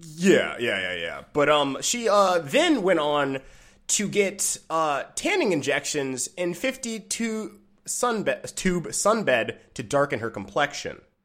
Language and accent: English; Michigan, United States; I'm from Michigan